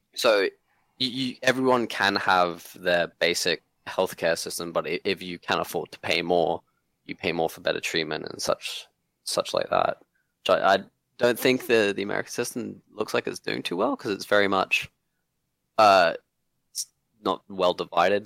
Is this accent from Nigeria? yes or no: no; Hong Kong; now in Australia; I grew up in Hong Kong